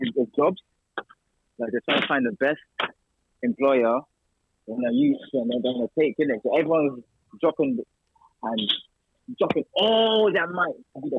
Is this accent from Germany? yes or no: yes; Germany; moved away; I was born and raised in Germany